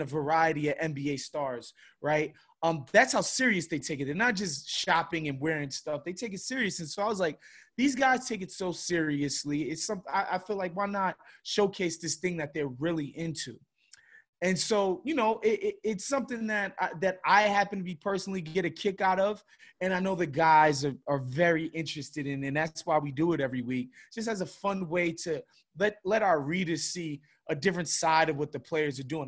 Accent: New York City, New York, United States; growing up in Brooklyn, New York, and then Queens right after

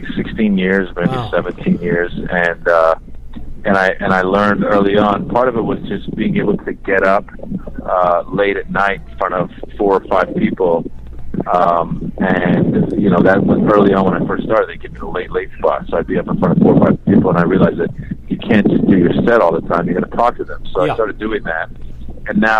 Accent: Tiburon, California, United States; also born or lived in Iran; I grew up in Tiburon

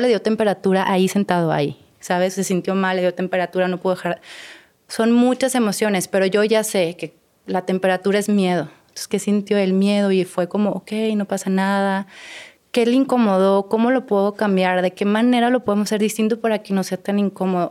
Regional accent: Torreón, Coahuila, Mexico; moved away as an adult; also born or lived in Mexico City; now in Mazatlán, Mexico; yo no soy de Mazatlán, yo soy de Torreón. No tengo siete años viviendo en Mazatlán

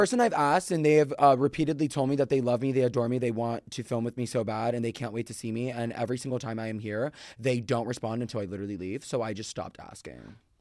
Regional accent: Florida, United States; I'm from Florida

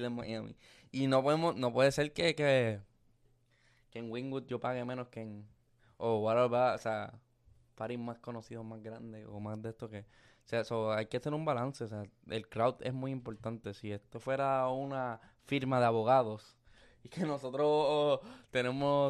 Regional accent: Luquillo, Puerto Rico; also born or lived in Fajardo; yo soy de Luquillo y de Fajardo

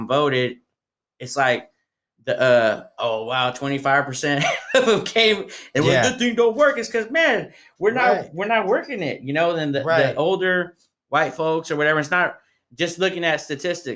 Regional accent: Tracy, California, United States; now in Stockton, United States; I'm from Tracy. So I'm like Tracy people. I'm in Stockton.

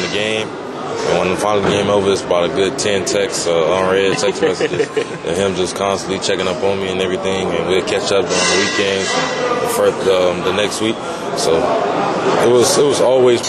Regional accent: Miami, Florida, United States; being born and raised in Miami

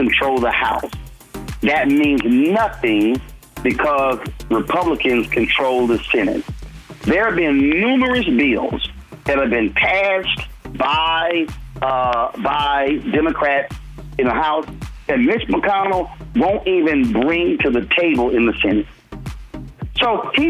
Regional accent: Houston, Texas, United States; on the campus of Texas Southern University in my hometown of Houston

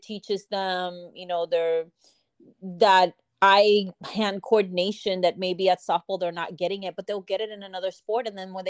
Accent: Puerto Rico; Oh, I miss home so much. I get to go. I try to go, you know, at least once a year. Or every other year. I do have my grandparents there and some family as well. I grew up with softball because my mom was part of the Puerto Rico nati

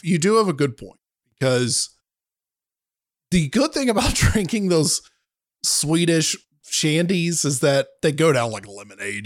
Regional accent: the South, United States; I'm from the South

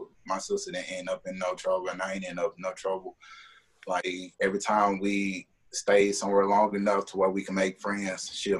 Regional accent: Memphis, Tennessee, United States; born and raised in Memphis

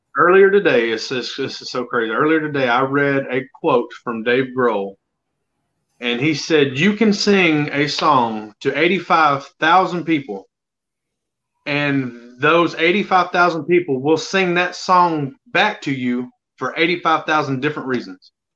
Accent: Alabama, United States; born and raised in Alabama

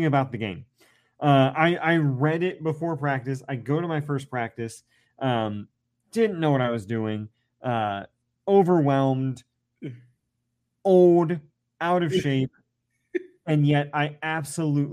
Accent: Central Ohio, United States; I was from Central Ohio, so Ohio State Buckeyes were in my blood

